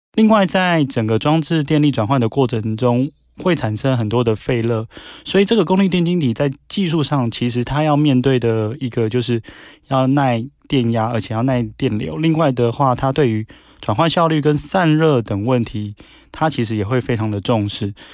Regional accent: Taiwan; 我们台湾这边

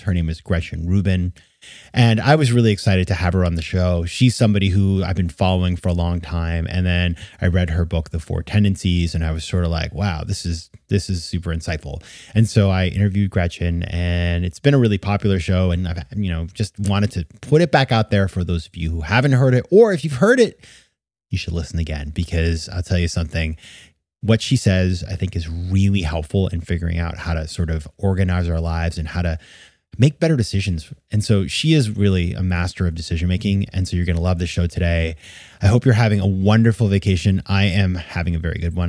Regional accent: Maine, United States; my home state of Maine

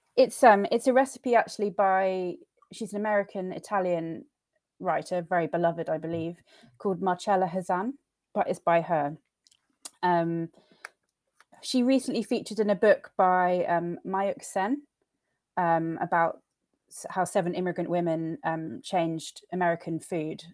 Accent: Suffolk, East of England, United Kingdom; I grew up um, in a farmhouse in the middle of nowhere in Suffolk, which is a, a rural county about two hours away from London

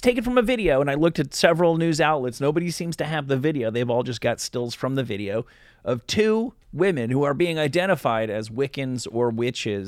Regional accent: New Jersey, United States; moved away; where I grew up in New Jersey

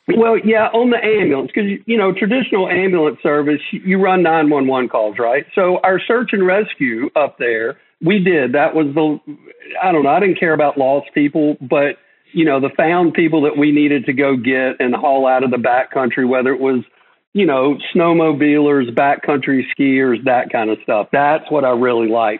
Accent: Elkin, North Carolina, United States; I was born in Western North Carolina, so in in a small town called Elkin

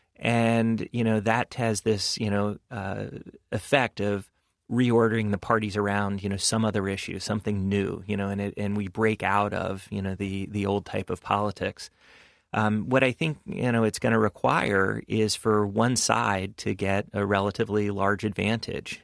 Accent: New York City, New York, United States; I was raised in New York and grew up and work and everything else in New York City.

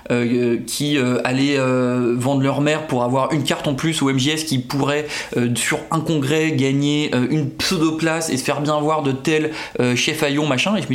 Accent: Brittany, France; now in Paris, France; j'ai 35 ans, je viens de Bretagne mais en vrai je suis parisien

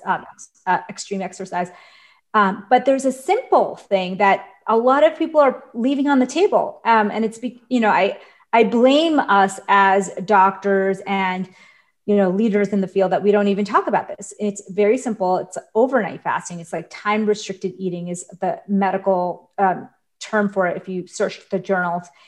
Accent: New York, United States; I grew up in New York

